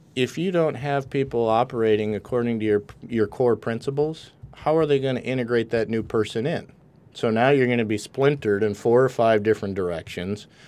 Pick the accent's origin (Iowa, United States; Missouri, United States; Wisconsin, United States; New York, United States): Wisconsin, United States; accent: a little bit of a Canadian accent; moved away as an adult; now in California, United States; I grew up in Wisconsin